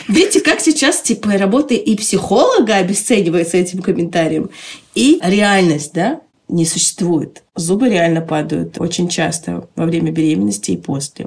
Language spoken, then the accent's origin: Russian; Tajikistan; Когда я родилась, в Таджикистане была война